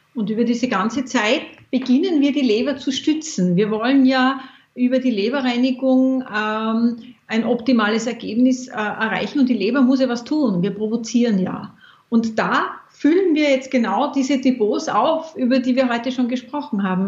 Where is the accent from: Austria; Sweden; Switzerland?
Austria; in meiner Kindheit war bei uns in Österreich